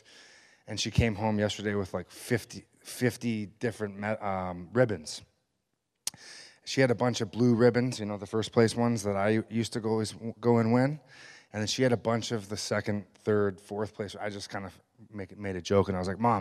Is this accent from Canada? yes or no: yes; Richmond, British Columbia, Canada; I was born and raised in Richmond, British Columbia, just down the street here.